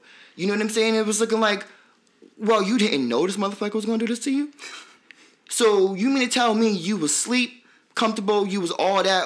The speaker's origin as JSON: {"language": "English", "town": "New York City", "region": "New York", "country": "United States", "said": "I'm from Brooklyn"}